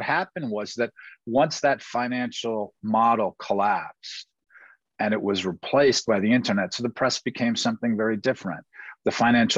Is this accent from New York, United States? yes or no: yes; New York City, New York, United States; moved away as an adult; also born or lived in Washington, D.C.; My brothers and I grew up in Greenwich Village